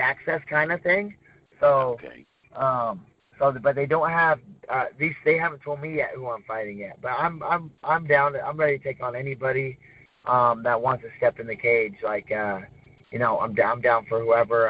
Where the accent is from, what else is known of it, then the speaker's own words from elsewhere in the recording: Arcata, California, United States; I'm born and raised, lived here my whole life